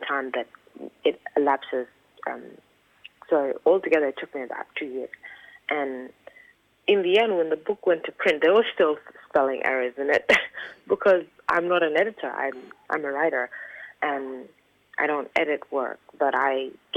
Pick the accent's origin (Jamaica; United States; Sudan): Sudan; Khartoum; moved away; also born or lived in South Sudan; I was born in Khartoum